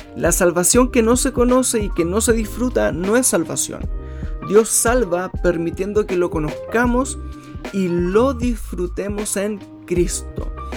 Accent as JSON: {"language": "Spanish", "country": "Chile", "said": "en mi país"}